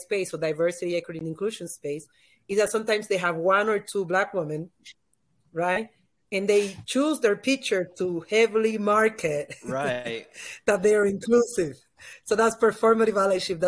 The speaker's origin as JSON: {"language": "English", "country": "Dominican Republic", "tie": "born or raised there", "first_language": "Spanish", "second_language": "English", "moved": "yes", "lives_now": "Miami, United States", "said": "I'm from the Dominican Republic"}